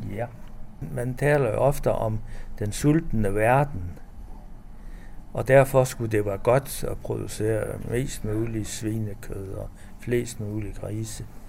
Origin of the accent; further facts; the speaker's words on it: North Jutland, North Denmark Region, Denmark; området, hvor jeg kommer fra i Nordjylland